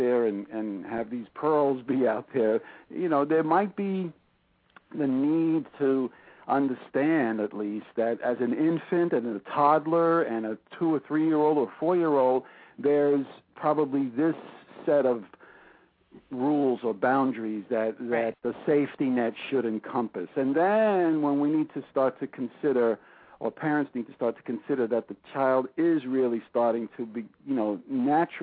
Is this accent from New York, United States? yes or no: yes; New York City, New York, United States; growing up in Brooklyn